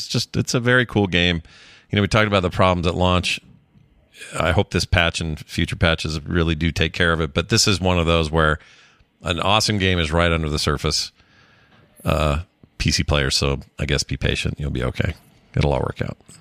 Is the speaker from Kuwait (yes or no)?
no; United States; we, Americans